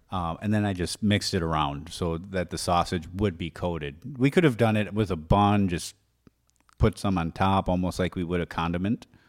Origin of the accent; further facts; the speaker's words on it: Wisconsin, United States; moved away; I'm from Wisconsin